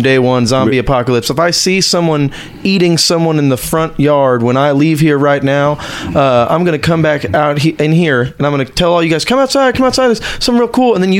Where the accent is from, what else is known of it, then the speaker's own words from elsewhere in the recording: San Antonio, Texas, United States; I'm from San Antonio.